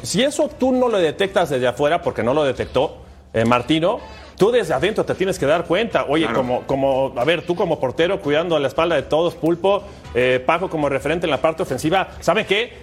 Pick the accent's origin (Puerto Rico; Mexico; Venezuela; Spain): Mexico; como mexicano